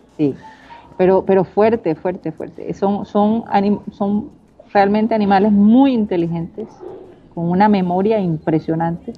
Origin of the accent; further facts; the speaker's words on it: Barranquilla, Atlántico, Colombia; mi ciudad, Barranquilla